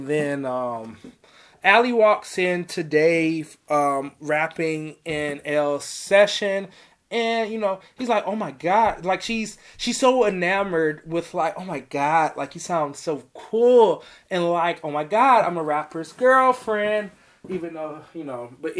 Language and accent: English; Chicago, Illinois, United States; born there; I was born in Southside Chicago with his shameless ass.